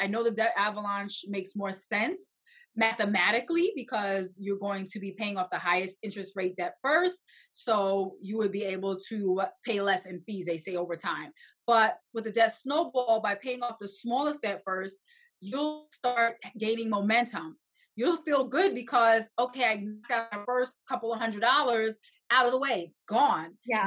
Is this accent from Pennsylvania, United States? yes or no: no; New York, United States; I'm from New York, and it is very expensive here.